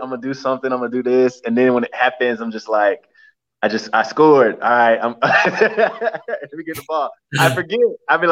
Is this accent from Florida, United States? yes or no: yes; Hialeah, Florida, United States; I grew up in Hialeah